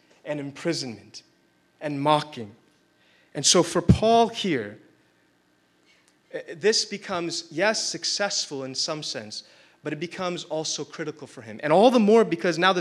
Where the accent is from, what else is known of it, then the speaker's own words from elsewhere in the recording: India; being Indian